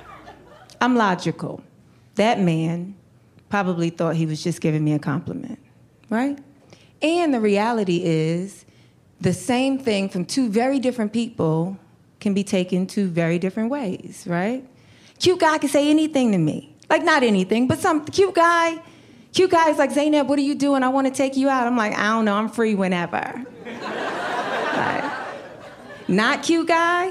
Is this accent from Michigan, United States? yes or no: no; New York, United States; now in Los Angeles, United States; I grew up in New York